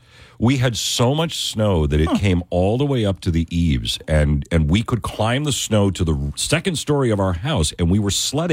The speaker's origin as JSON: {"language": "English", "town": "Buffalo", "region": "New York", "country": "United States", "tie": "born or raised there", "moved": "yes", "said": "growing up where I grew up in Buffalo, where 2-3 feet of snow was not uncommon."}